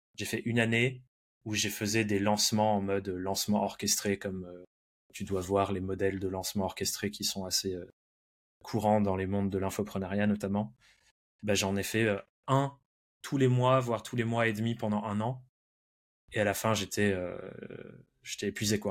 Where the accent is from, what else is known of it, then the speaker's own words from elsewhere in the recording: France; also born or lived in England; je suis anglais de naissance, mais j'ai grandi en France, passé euh, quasiment toute ma vie en France